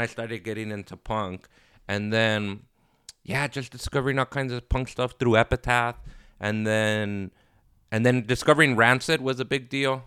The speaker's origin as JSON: {"language": "English", "town": "Los Angeles", "region": "California", "country": "United States", "tie": "born or raised there", "also_born_or_lived": "Inglewood, California", "said": "I grew up in Inglewood and South Central"}